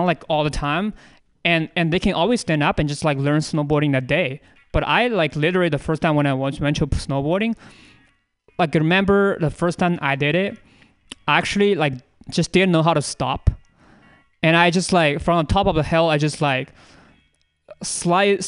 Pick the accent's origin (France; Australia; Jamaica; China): China; now in United States; I was born in China, and my parents got like a divorce when I was a very little kid